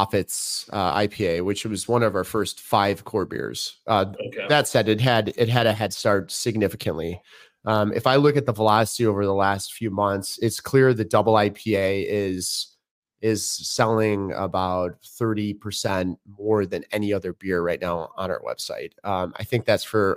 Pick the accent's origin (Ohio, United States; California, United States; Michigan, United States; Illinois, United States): Illinois, United States; Chicago; I grew up in Chicago. I'm about 35 miles from there now.